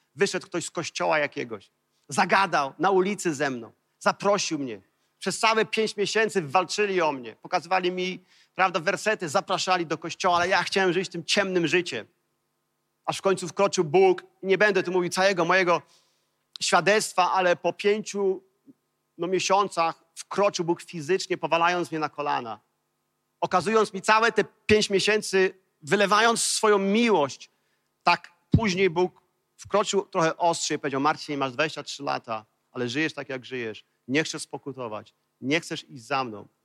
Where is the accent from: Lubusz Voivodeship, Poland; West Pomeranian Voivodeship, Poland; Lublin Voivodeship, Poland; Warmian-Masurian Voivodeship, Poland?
West Pomeranian Voivodeship, Poland; Kołobrzeg; wychowałem się w, w koło brzegu